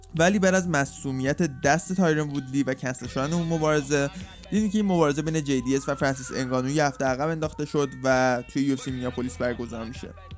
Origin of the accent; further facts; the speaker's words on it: Iran; واسه ما که ایرانیم